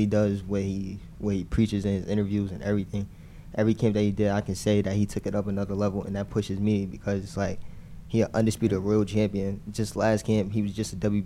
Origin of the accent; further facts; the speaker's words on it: Albany, New York, United States; I'm from Albany, New York. It's upstate